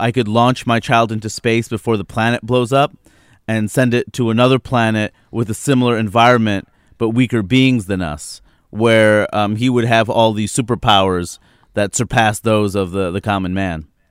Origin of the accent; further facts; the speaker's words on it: New York City, New York, United States; now in Seattle, United States; I grew up in New York City